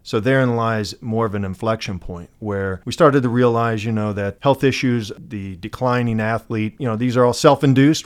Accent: Missouri, United States; I'm from Missouri

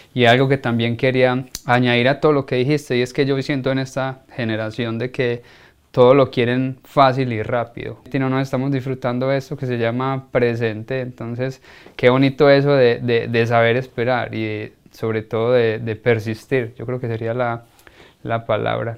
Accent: Colombia; uno como colombiano

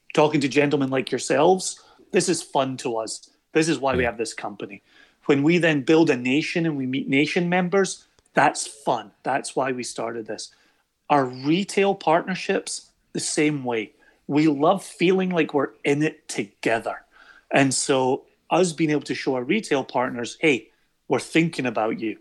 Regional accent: Scotland, United Kingdom; For us in Scotland

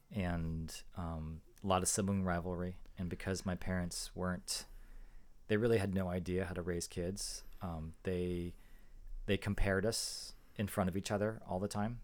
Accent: San Jose, California, United States; also born or lived in Boston / Atlanta; we grew up in San Jose. My, my parents moved to San Jose

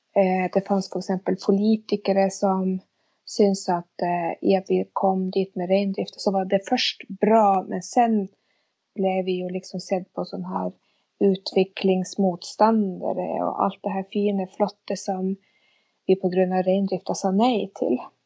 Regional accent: near Vestfjorden, north of Tysfjord, Nordland, Norway; first language Sami; Swedish is a second language; flyttade då till eh, Nordre Norland som det heter, till det här området Balat. Eh, som ligger vid Västfjorden, lite norr om Divtasvuodna. Och där växte jag upp

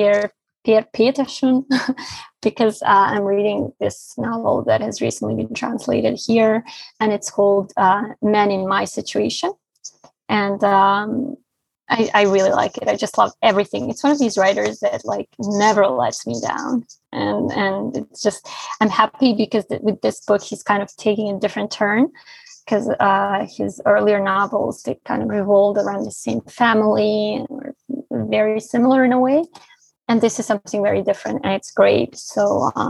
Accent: Bosnia & Herzegovina; English is a second language; now in Barcelona, Spain

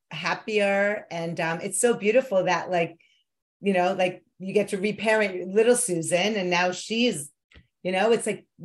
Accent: New York, United States; growing up in New York with a neurotic New York Jewish mother, becoming one

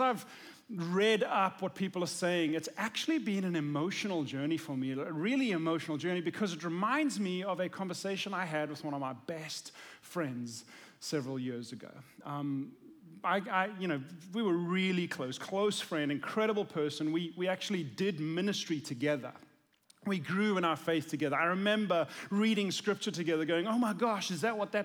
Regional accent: South Africa; moved away; I'm from South Africa

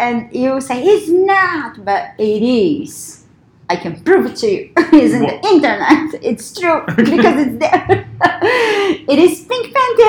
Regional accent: Brazil; English is a second language; moved away

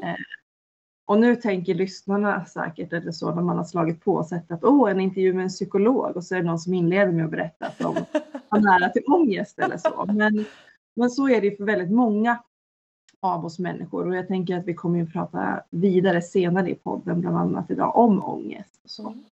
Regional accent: Norrland, Sweden; jag är uppväxt i Norrland

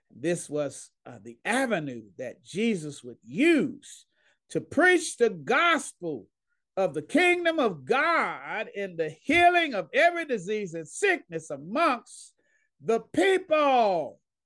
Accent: Dallas, Texas, United States; moved away as an adult; now in Pauls Valley, United States; I'm from Dallas, Texas. Grew up there, loved there

